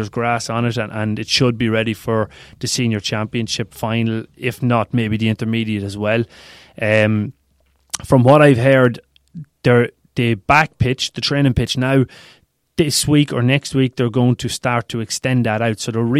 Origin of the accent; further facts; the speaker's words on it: Cavan, Ulster, Ireland; When I was growing up in Cavan Town, and I was kicking ball against the Telecom Éireann building on the street